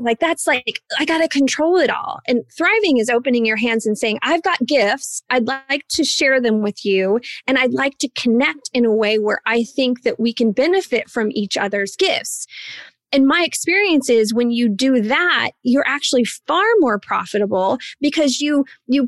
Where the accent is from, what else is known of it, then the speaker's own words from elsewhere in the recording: Indiana, United States; I am from a small town in Indiana